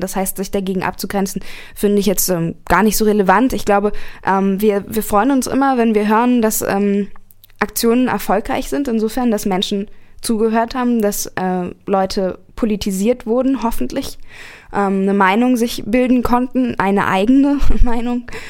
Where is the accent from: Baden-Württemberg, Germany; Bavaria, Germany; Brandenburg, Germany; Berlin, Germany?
Berlin, Germany; moved away as an adult; now in Karlsruhe, Germany; ich komme ursprünglich aus Berlin, ähm, lebe jetzt aber seit äh, fast anderthalb